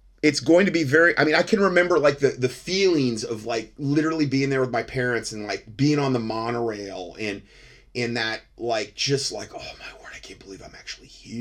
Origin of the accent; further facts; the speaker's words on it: Florida, United States; also born or lived in Ohio / Atlanta, Georgia; I'm from Florida, essentially. Moved there when I was 4 from Ohio. Grew up there.